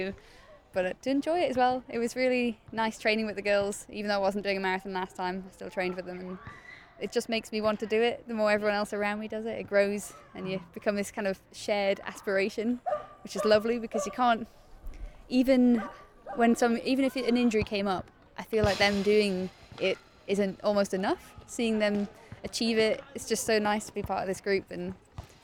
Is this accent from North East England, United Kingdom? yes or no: yes; Northumberland, North East England, United Kingdom; now in London, United Kingdom; In Northumberland, it's like really far north